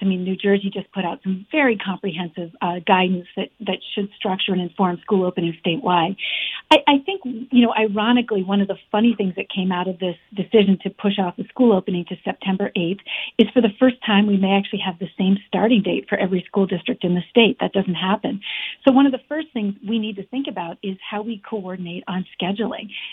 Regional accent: Afghanistan; now in Vermont, United States; I grew up in Afghanistan for years

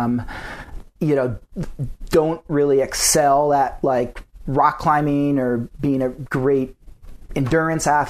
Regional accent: Durham, Connecticut, United States; also born or lived in Hanover, New Hampshire; now in North Conway, United States; I grew up in Connecticut.

